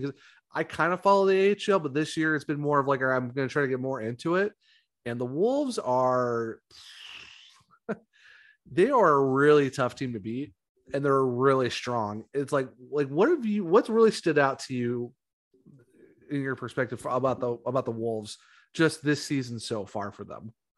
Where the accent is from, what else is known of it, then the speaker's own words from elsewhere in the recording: Ravenna, Ohio, United States; we're both from Ohio. I'm from Ravenna